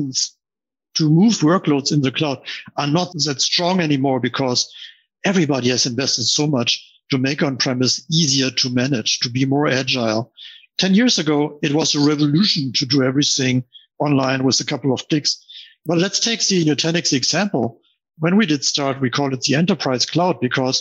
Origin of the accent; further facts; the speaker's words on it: Germany; as you can hear, I'm from Germany